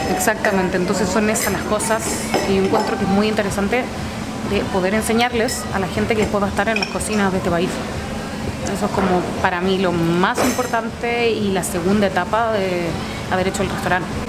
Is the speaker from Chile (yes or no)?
yes; Chile